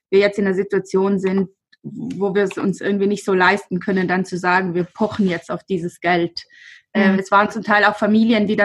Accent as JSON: {"language": "German", "town": "Albeins", "region": "Trentino-Alto Adige", "country": "Italy", "said": "ich komme aus Alweins, das ist ein kleiner Ort neben Brixen."}